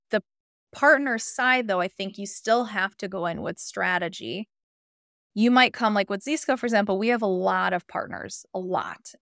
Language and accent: English; Chicago, Illinois, United States; moved away as an adult; now in Southern California, United States; I moved from Chicago, my, uh, hometown